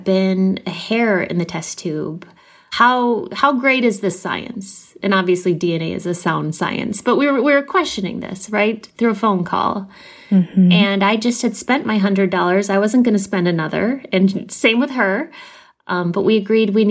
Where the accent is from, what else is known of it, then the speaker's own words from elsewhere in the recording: Minneapolis, Minnesota, United States; I am 41 years old, and I'm from Minneapolis, Minnesota